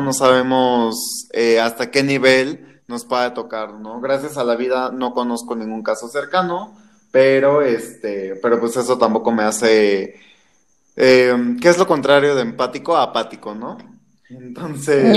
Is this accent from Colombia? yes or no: no; Mexico City, Mexico; yo soy enteramente de la Ciudad de México